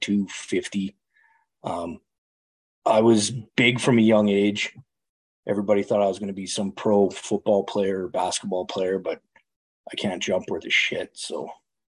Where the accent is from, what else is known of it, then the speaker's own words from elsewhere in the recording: Calgary, Alberta, Canada; I'm Canadian. I live in Canada. I grew up in a city called Calgary, central west, kind of straight north of Montana